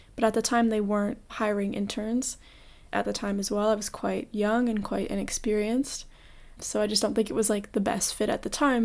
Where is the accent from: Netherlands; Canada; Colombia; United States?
Canada; Toronto, Ontario; I was born and raised in Toronto